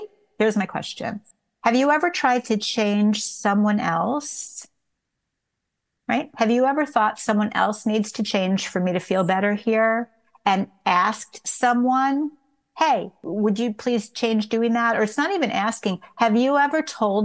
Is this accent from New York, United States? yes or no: yes; New York, United States; also born or lived in Tucson, Arizona; now in Los Angeles, United States; I'm from New York originally. I had moved to Tucson, Arizona